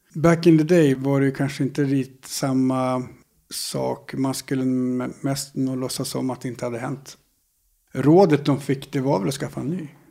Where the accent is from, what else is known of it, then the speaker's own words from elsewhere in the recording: Härnösand, Västernorrland County, Sweden; also born or lived in Sollefteå / Sandslån; Jag är född i Sollefteå. Uppvuxen delvis på ett ställe som heter Sandslån. Ett eh, flotta samhälle med ett par hundra invånare kanske, en liten by längs Ångmanälven. Sen så när jag började skolan, då flyttade vi till Härnösand